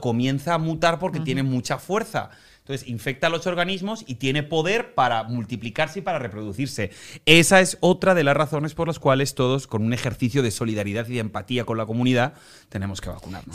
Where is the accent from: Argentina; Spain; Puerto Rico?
Spain; moved away as an adult; now in Miami, United States; en mi país, en España